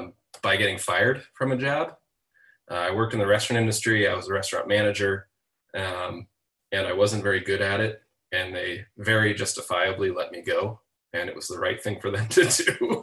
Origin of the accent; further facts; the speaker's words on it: Seattle, Washington, United States; now in Chicago, United States; I am not native Chicago. I'm from Seattle, Washington, originally.